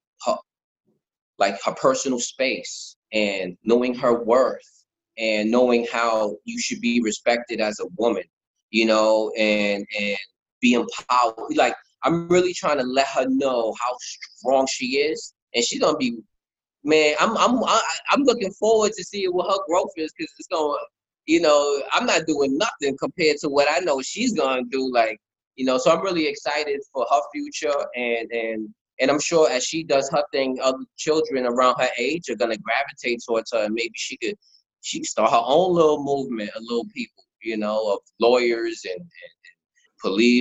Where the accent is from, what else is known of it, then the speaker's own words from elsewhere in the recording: New York City, New York, United States; born and raised in the Bronx